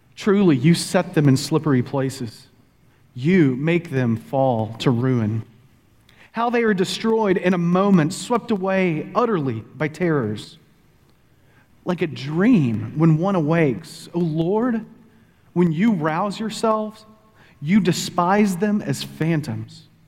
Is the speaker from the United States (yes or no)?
yes; Texas, United States; moved away as an adult; also born or lived in Pennsylvania; now in Oklahoma, United States; Bonnie and I were both born and raised in Texas